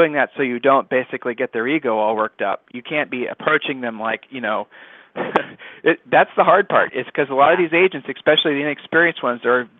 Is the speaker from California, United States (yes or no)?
no; Ohio, United States; moved away as an adult; now in Austin, United States; We're back in the Midwest. I'm from Ohio.